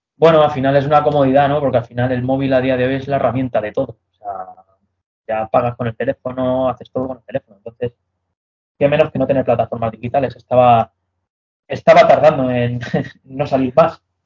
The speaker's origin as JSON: {"language": "Spanish", "town": "Madrid", "region": "Community of Madrid", "country": "Spain", "tie": "born or raised there", "said": "yo soy madrileño, ¿vale? Yo he nacido en Madrid"}